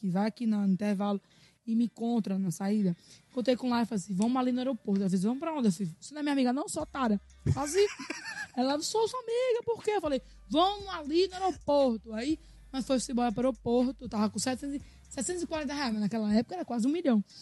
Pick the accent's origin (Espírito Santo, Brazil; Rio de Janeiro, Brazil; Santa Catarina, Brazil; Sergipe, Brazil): Sergipe, Brazil; Aracaju; Eu sou de Aracaju, de verdade, nasci lá, criada, nasci lá.